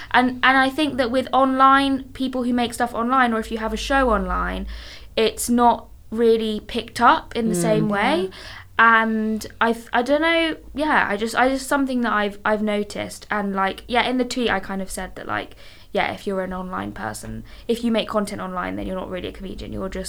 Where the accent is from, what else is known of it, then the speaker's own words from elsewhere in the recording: Marylebone, London, United Kingdom; In Marylebone. But there's literally no chicken shops in central London.